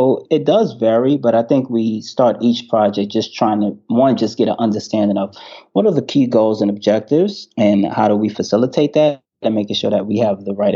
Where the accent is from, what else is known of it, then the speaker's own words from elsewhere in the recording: New York City, New York, United States; accent: New York; also born or lived in North Carolina; New York, born and raised.